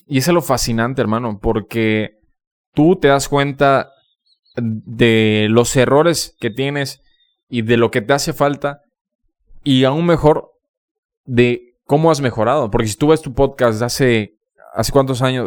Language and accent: Spanish; Campeche, Mexico; moved away as an adult; also born or lived in Mérida; yo cuando me fui de Campeche hace cinco años